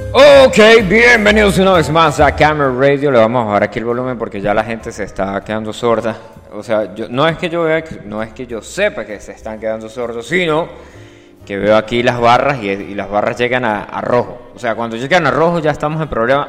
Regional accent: Venezuela; also born or lived in Colombia; now in Italy; yo soy de Venezuela, pana, del Yauri.

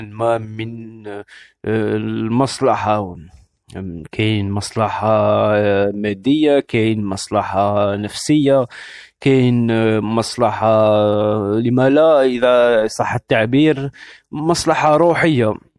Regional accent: Algeria; moved away; عندنا في الجزائر

